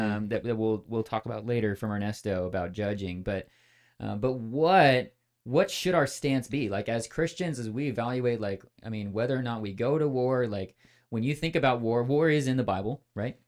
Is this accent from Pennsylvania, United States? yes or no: no; California, United States; moved away as an adult; also born or lived in Midwest / Texas; grew up in California